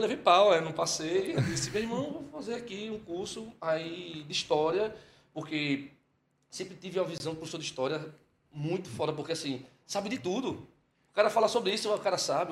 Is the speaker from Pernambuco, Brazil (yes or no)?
yes; Olinda, Pernambuco, Brazil; also born or lived in Fortaleza; nasci lá. Aos sete anos de idade ele se aposentou, quando tive sete anos de idade ele se aposentou e voltou para cá, para Recife. E aí eu vim junto. E quando chegou, se instalou logo em Olinda